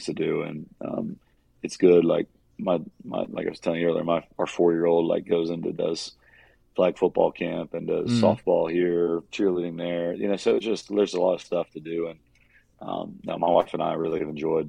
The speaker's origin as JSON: {"language": "English", "town": "Warner Robins", "region": "Georgia", "country": "United States", "tie": "born or raised there", "lives_now": "Roswell, United States", "said": "when I grew up in Warner Robins, Georgia"}